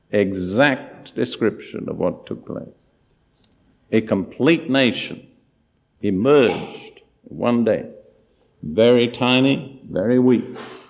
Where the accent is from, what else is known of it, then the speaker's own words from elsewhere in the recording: United Kingdom; moved away as an adult; also born or lived in Palestine; my background, I'm totally British